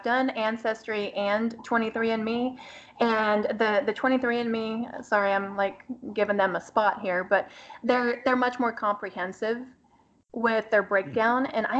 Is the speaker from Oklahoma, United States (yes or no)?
no; Austin, Texas, United States; And I was born and raised in Texas. I've been told that I don't sound like a normal Texan, you know, and I'm like, well, we talk proper. And I grew up in Austin, and people generally talk more proper in Austin anyway.